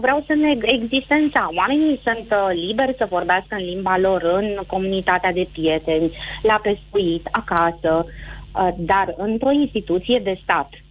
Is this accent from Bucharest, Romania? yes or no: yes; Bucharest, Romania; eu sunt născută în București, însă tot neamul meu uh, este la Oradea